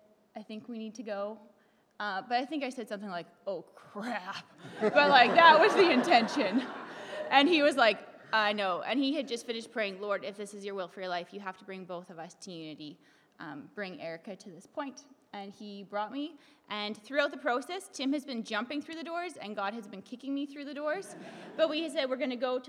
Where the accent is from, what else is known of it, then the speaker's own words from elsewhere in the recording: Sexsmith, Alberta, Canada; moved away as an adult; now in Germany; we are from Northern Alberta in a little town called Sexsmith, way up in Canada.